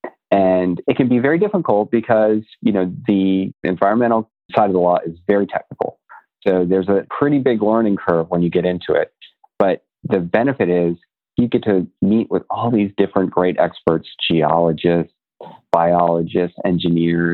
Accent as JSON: {"language": "English", "region": "Florida", "country": "United States", "tie": "born or raised there", "said": "I grew up in Florida too."}